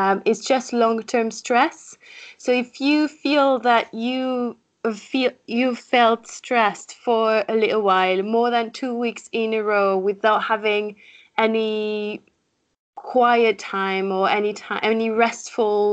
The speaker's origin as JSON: {"language": "English", "country": "France", "also_born_or_lived": "Paris, France", "accent": "French", "second_language": "English", "moved": "as an adult", "lives_now": "Leeds, United Kingdom", "said": "French, I think my accent is already showing this."}